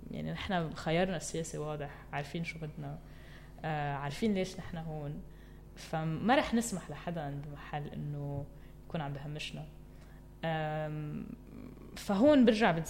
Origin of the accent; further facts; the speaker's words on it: Metn, Mount Lebanon, Lebanon; ومتن هو المحل يلي خلقت فيه وكبرت فيه